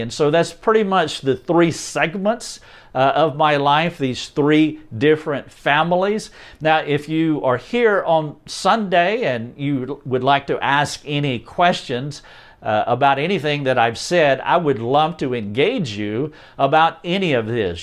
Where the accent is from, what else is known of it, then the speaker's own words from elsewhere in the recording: North Carolina, United States; I am from North Carolina, a little town outside of Charlotte, North Carolina